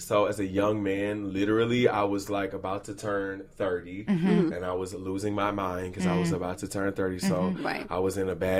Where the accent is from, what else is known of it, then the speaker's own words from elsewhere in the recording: Beaumont, Texas, United States; moved away; when I moved here from Beaumont, Texas